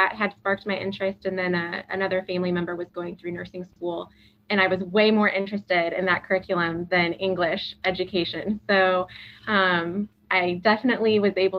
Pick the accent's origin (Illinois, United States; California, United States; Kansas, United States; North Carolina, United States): Illinois, United States; Galesburg; also born or lived in Texas; I was born and raised in Galesburg.